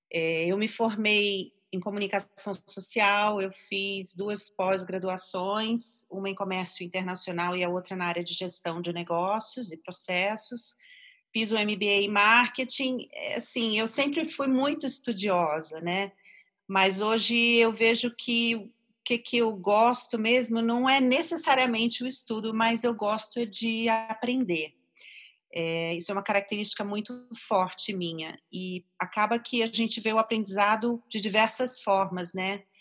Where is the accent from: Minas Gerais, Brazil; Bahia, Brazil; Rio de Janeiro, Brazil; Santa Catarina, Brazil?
Rio de Janeiro, Brazil; now in São Paulo, Brazil; É, eu sou carioca, ah, moro aqui em São Paulo já tem uns 17 anos e eu vim para cá por motivos profissionais.